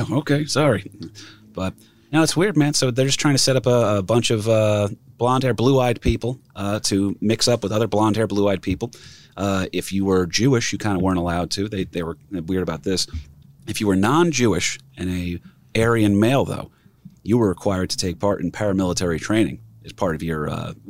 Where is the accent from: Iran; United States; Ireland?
Ireland; First of all, I'm Irish, so I don't know if they would have had me.